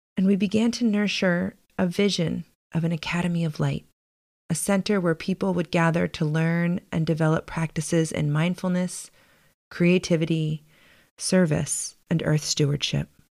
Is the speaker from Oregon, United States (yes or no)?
no; Baltimore, Maryland, United States; moved away as an adult; also born or lived in San Francisco; I grew up in Baltimore, the daughter of college educated working class parents.